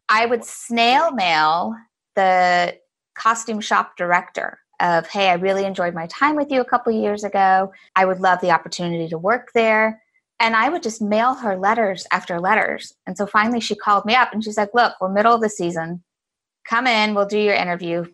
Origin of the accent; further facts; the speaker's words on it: Galveston, Texas, United States; now in San Francisco, United States; I grew up in Galveston, Texas